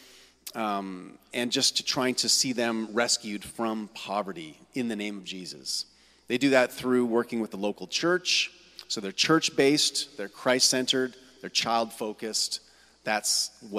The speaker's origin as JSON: {"language": "English", "town": "Kitchener", "region": "Ontario", "country": "Canada", "tie": "born or raised there", "moved": "as an adult", "lives_now": "Hamilton, Canada", "said": "I'm from originally from here in Kitchener-Waterloo. And I grew up in the West End, Forest Heights"}